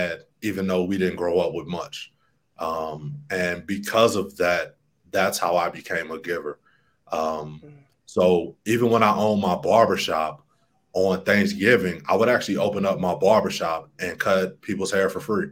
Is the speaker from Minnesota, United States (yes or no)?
no; Alton, Illinois, United States; now in Medellin, Colombia; I grew up in Alton, Illinois, a little town no one has probably heard of.